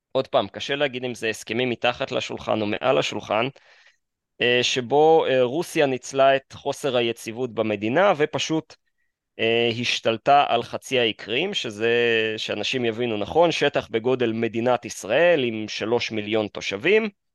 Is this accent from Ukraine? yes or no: yes; Kyiv, Ukraine; now in Israel; נולדתי בעיר קייב